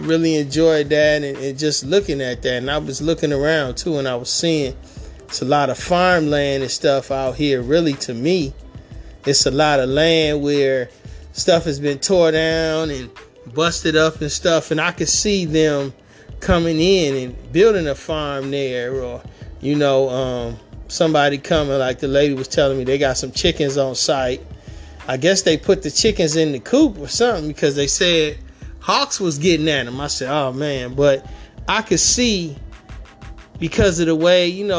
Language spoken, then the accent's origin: English; Detroit, Michigan, United States; moved away; I'm born and raised in Detroit